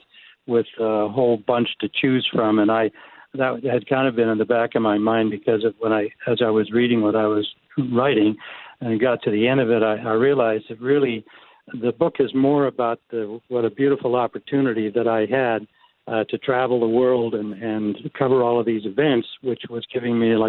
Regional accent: Winnipeg, Manitoba, Canada; my hometown, my birthplace town of Winnipeg.

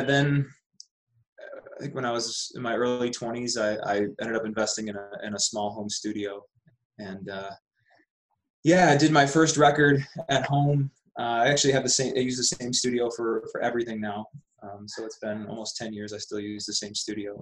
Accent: Buffalo, New York, United States; moved away as an adult; also born or lived in Austin, Texas / Las Vegas / Sedona; I grew up in Buffalo, New York

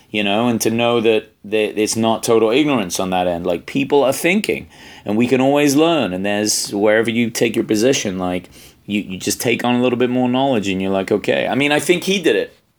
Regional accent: England, United Kingdom; I'm English

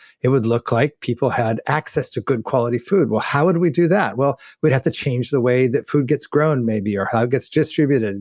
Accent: New Mexico, United States; moved away as an adult; also born or lived in Albuquerque, New Mexico / Los Angeles / Germany; now in Netherlands; I grew up in New Mexico

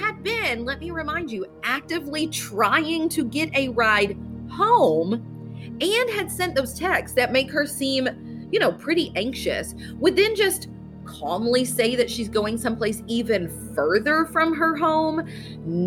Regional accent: Carter County / Greenup County, Kentucky, United States; if people said, where did you grow up? I don't say Grayson or Greenup. I don't say the cities. I say Carter County or Greenup

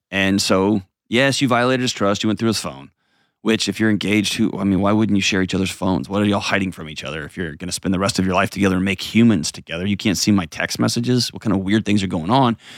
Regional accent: Portland, United States; I'm taking back agency because … from Portland and I'm worth that.

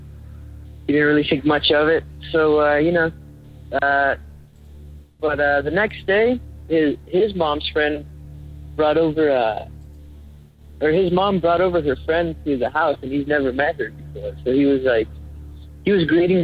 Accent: Carson City, Nevada, United States; now in Reno, United States; I'm originally from Carson City, Nevada, but I moved up to Reno not that long ago.

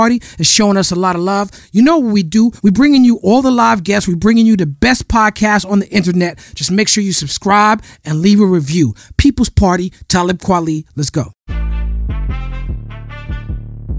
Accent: New York City, New York, United States; I'm from New York City

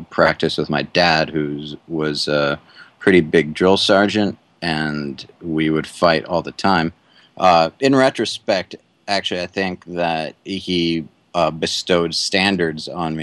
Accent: Atlanta, Georgia, United States; moved away as an adult; also born or lived in Cleveland, Ohio / Boston; now in Sanford, United States; growing up in Cleveland, but then the rest of the way was in Atlanta

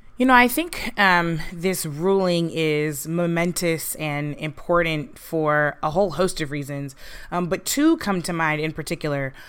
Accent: St. Louis, Missouri, United States; I grew up in Saint Louis

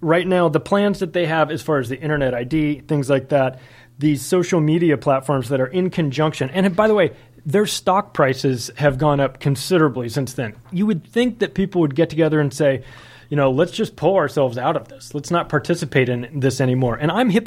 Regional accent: United States; also born or lived in Las Vegas; as an American

